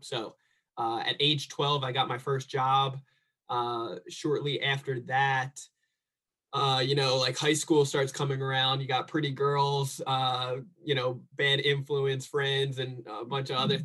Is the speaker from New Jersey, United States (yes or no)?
yes; New Jersey, United States; now in San Diego, United States; I grew up in New Jersey